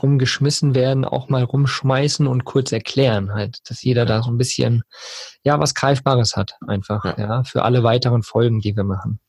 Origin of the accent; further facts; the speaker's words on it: Germany; hier bei uns in Deutschland